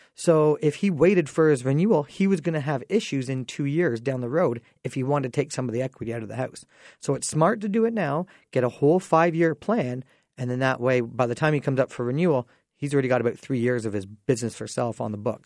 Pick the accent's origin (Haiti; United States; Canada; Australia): Canada; Dorchester, Ontario; I grew up in Dorchester, so what an amazing time being able to go back to my high school